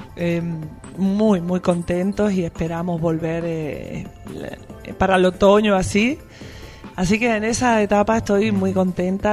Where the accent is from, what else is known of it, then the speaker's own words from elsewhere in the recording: Andalusia, Spain; moved away as an adult; also born or lived in Madrid, Spain; now in Buenos Aires, Argentina; yo vivía en Madrid aunque soy andaluza, estuve casi 12 años viviendo en Madrid